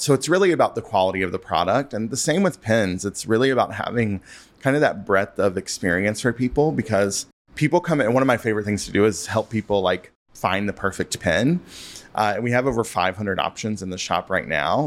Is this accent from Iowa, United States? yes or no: no; Western North Carolina, United States; now in Chicago, United States; I grew up in North Carolina and Western North Carolina